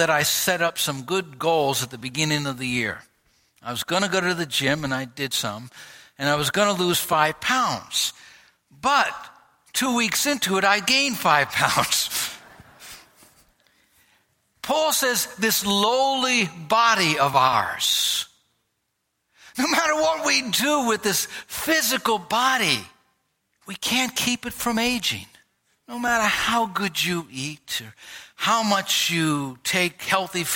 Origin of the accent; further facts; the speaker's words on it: United States; people knew by my accent, they knew by my way of expressing myself. They could tell I was from America